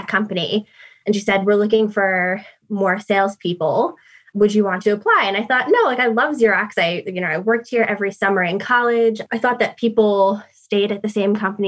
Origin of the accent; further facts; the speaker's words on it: New York City, New York, United States; moved away as an adult; now in United Kingdom; as you can hear from my accent, I'm from New York City.